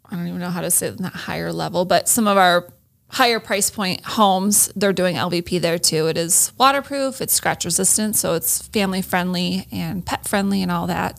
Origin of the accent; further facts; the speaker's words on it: Iowa, United States; moved away as an adult; also born or lived in Minnesota; I grew up in Iowa for the most part